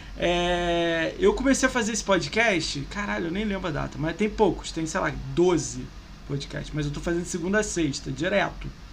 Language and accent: Portuguese; Rio de Janeiro, Brazil; moved away as an adult; now in São Paulo, Brazil; sou do Rio